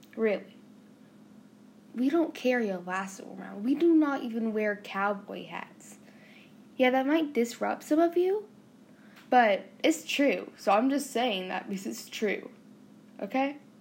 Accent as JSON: {"language": "English", "region": "the South", "country": "United States", "accent": "southern", "said": "us southern people have an accent"}